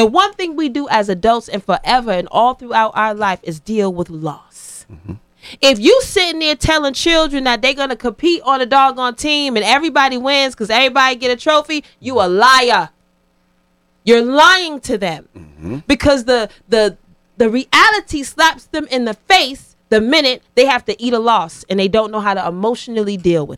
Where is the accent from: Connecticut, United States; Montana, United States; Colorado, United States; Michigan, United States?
Connecticut, United States; Hartford; also born or lived in Georgia; I'm from Hartford.